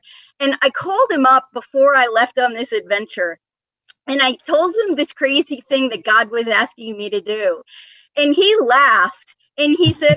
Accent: New York, United States; moved away as an adult; also born or lived in Florida; now in Atlanta, United States; I grew up in New York

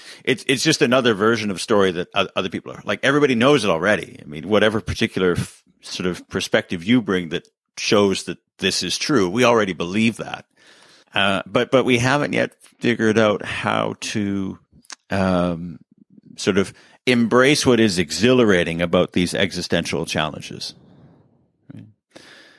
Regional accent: Canada; I can't run for president because I'm Canadian

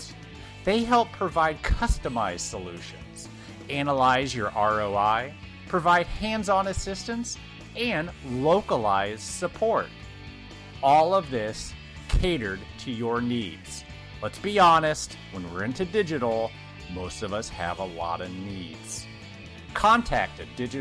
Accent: Indiana, United States; here in my home state of Indiana

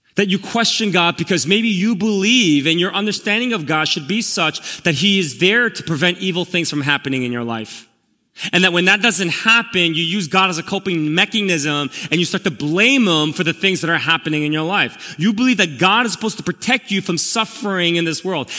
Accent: New York City, New York, United States; also born or lived in Korea; now in New Jersey, United States; I'm actually from Elmhurst. I grew up here when I immigrated from Korea.

